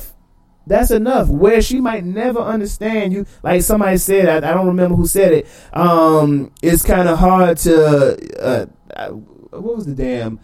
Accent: Washington, District of Columbia, United States; I grew up in the 80s in Washington, D.C.

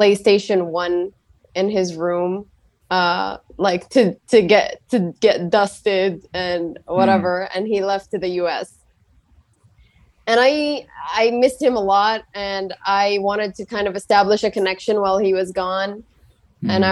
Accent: Saudi Arabia; I'm from Saudi Arabia

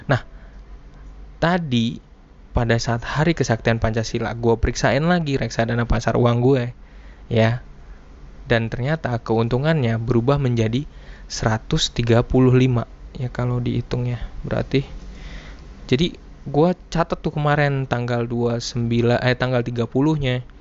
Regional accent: Blitar, East Java, Indonesia; yang udah gua kenal dulu sejak kecil waktu di Blitar ya tempat uh, eh, gue tinggal dulu bersama kakek gue seorang prajurit Blitar.

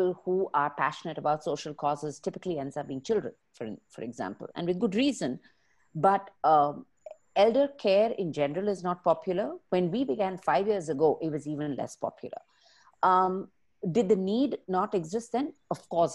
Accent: Bangalore, Karnataka, India; I am from Bangalore. My roots are here, which means my parents are here

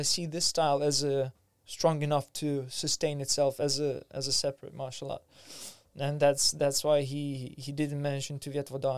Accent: Vilnius, Vilnius County, Lithuania; now in London, United Kingdom; I grew up in Lithuania, in Vilnius, in capital of Lithuania

